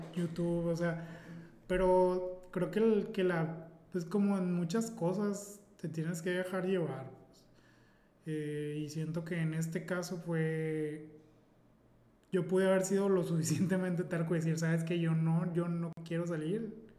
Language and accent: Spanish; Mazatlán, Sinaloa, Mexico; soy un simple mazotleco